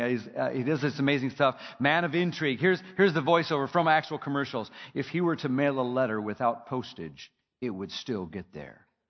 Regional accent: Minnesota, United States; my home state, Minnesota

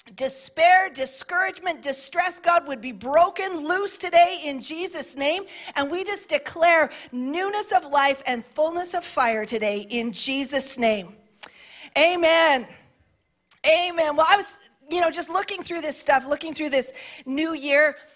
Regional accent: Canada; I identify as a Canadian, a middle aged woman

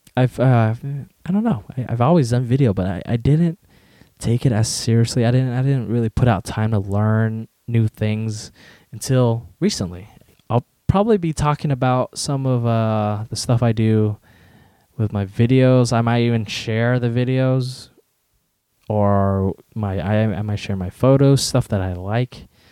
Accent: United States; also born or lived in Westminster, California; I was born in America

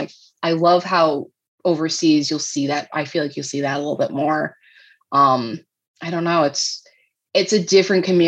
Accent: New England, United States; moved away as an adult; also born or lived in Midwest; And we're both from New England

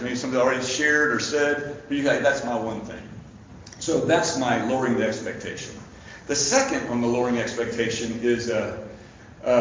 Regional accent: Lexington, Kentucky, United States; moved away as an adult; now in Louisville, United States; I'm from Lexington. I went to James Lane Allen and Beaumont and Lafayette and graduated from UK and worked at UK.

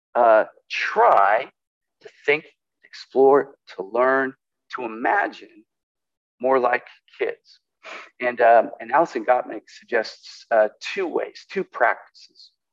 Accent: California, United States; now in Portland, United States; I grew up in California

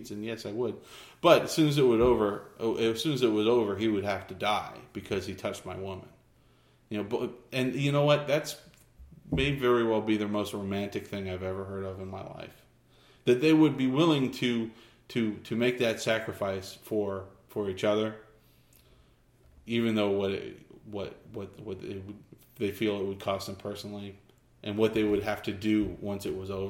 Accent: Clovis, United States; born or raised there

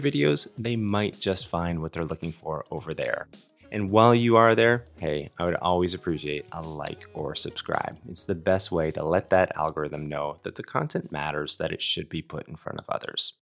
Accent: Fort Erie, Ontario, Canada; my hometown here, Fort Erie

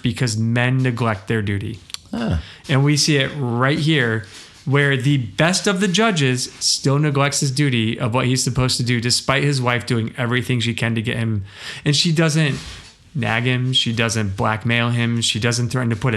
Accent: United States; I am an American and only read English

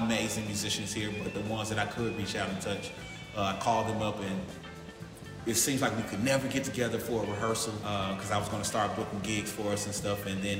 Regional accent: Memphis, Tennessee, United States; moved away as an adult; also born or lived in Atlanta / Los Angeles; I'm born and raised in Memphis, man.

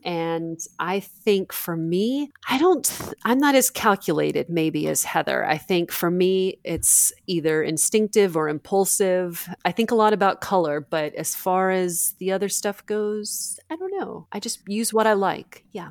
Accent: Alabama, United States; I grew up in Alabama

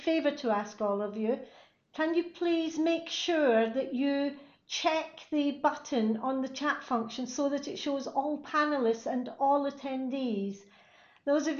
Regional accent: Glasgow, Scotland, United Kingdom; Glasgow in Scotland, my hometown

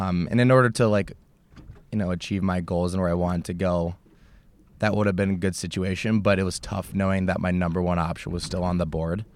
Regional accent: United States; I'm this American

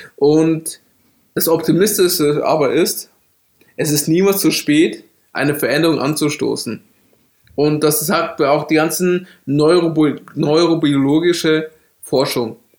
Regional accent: Bavaria, Germany; ich bin in Bayern aufgewachsen

